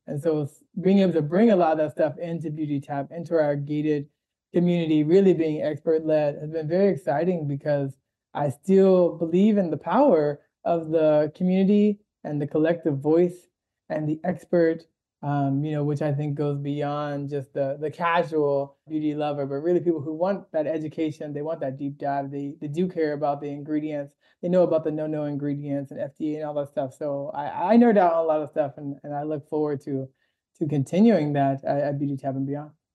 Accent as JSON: {"language": "English", "town": "Washington", "region": "District of Columbia", "country": "United States", "also_born_or_lived": "Boston", "moved": "as an adult", "lives_now": "Los Angeles, United States", "said": "I'm originally from the East Coast, Washington D.C."}